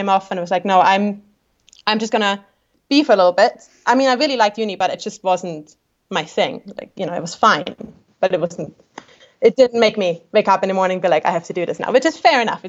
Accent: Austria; English is a second language; moved away as an adult; now in New Zealand; growing up in Austria, like, you know, we have a very kind of German culture

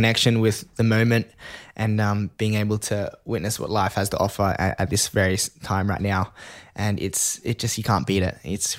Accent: Sydney, New South Wales, Australia; growing up in Sydney, Northern Beaches, in Manly, Clontarf, but I started doing surf lifesaving at Queenscliff Beach.

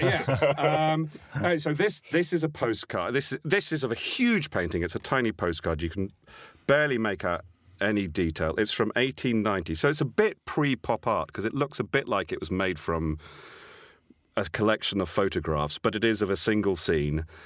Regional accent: Isle of Wight, South East England, United Kingdom; I was born on the Isle of Wight

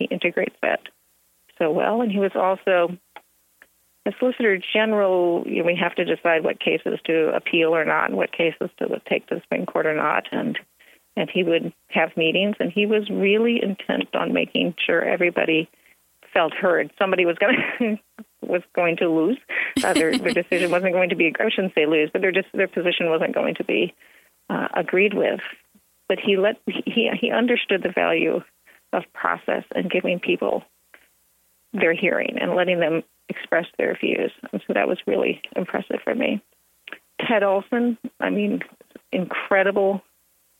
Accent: Illinois, United States; moved away; a Midwestern phrase because I'm from Illinois

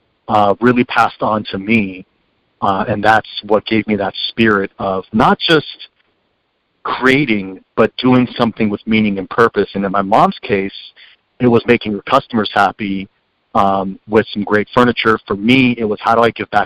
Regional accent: Bay Area, California, United States; I come from the Bay Area

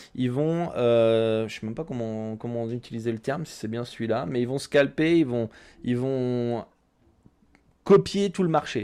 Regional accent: France; je suis français

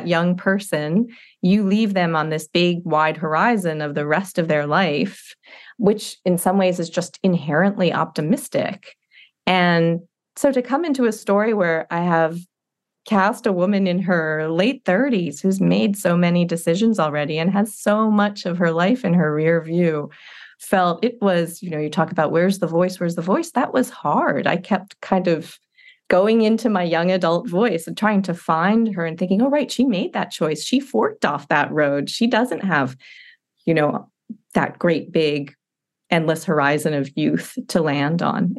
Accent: Rhode Island, United States; also born or lived in Panama; So I was a military kid and I grew up kind of Panama, Rhode Island, you know, anywhere he was stationed.

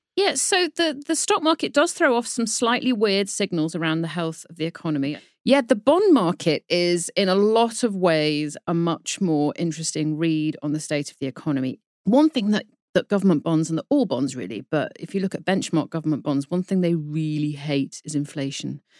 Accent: United Kingdom; accent: British; you can probably tell from my accent that I am a Brit

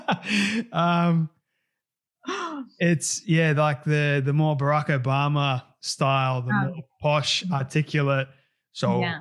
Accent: Australia; first language English

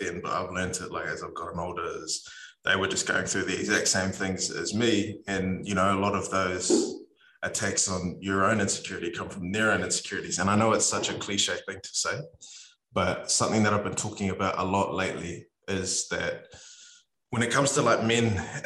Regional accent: New Zealand; us as Kiwi men

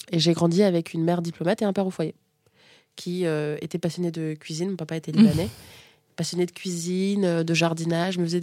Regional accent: Niamey, Niger; born there; je suis née au Niger, donc Afrique de l'Ouest, à Niamey. J'étais euh, j'ai été abandonnée sur un lit d'hôpital quand j'avais 4 jours. Et je me suis retrouvée dans un orphelinat dans lequel j'étais la seule fille, à Niamey.

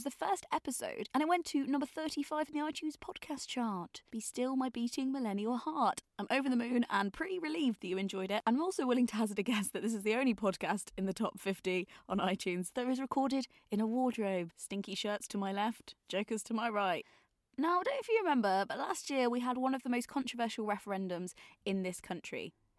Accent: West Midlands, United Kingdom; I'm from the West Midlands, and I'm proper arty, and I have a nose ring.

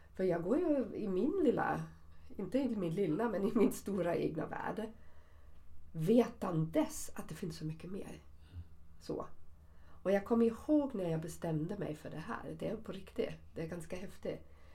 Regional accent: Germany; accent: German; Swedish is a second language; now in Sweden; min tyska uttal eller min tyskhet

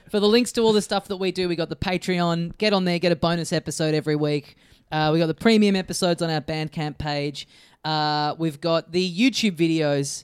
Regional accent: Australia; as an Australian

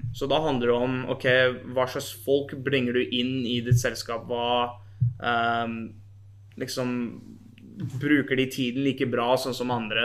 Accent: Norway; moved away as an adult; now in United States; hjemme i Norge

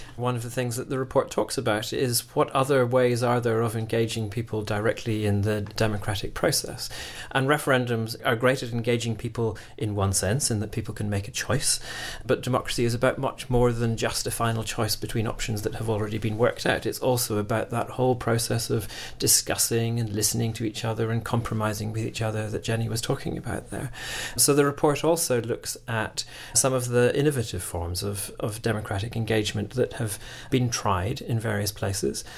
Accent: Scotland, United Kingdom; moved away; I'm, I'm originally from Scotland

